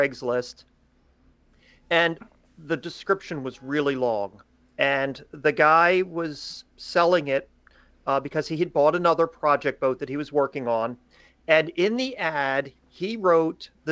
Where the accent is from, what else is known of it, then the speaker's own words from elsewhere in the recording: Maryland, United States; also born or lived in Glen Burnie, Maryland; we're from Maryland, always lived in Maryland